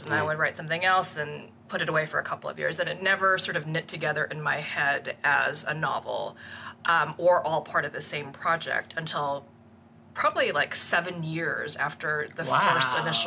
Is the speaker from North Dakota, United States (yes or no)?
yes; North Dakota, United States; also born or lived in South Korea / Massachusetts; now in Baltimore, United States; I was born in South Korea, but I grew up in North Dakota from a pretty young age.